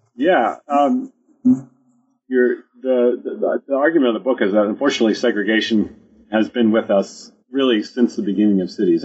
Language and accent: English; United States; I grew up in the United States